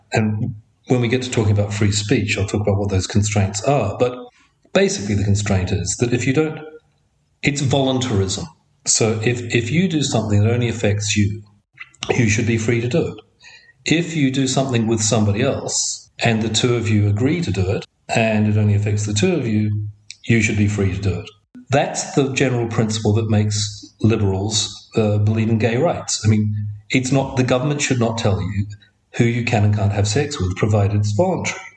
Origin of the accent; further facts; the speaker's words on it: Auckland, New Zealand; I grew up in Auckland in a neighborhood. Well, if I say Howick, which is what we used to call it